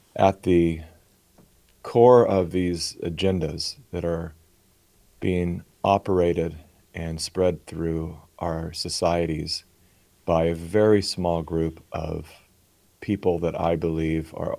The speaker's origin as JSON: {"language": "English", "region": "California", "country": "United States", "tie": "born or raised there", "said": "I was born in California, and so I was born onto the left"}